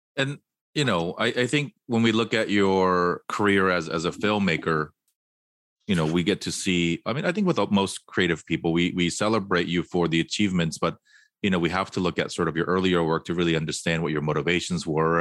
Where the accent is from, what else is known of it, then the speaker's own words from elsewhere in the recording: Fullerton, California, United States; also born or lived in Korea; now in Hawthorne, United States; I grew up in Fullerton, which is probably more Korean than Torrance